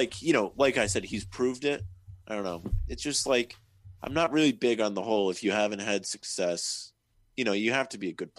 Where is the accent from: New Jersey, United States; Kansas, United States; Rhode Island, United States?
Rhode Island, United States; I'm from Rhode Island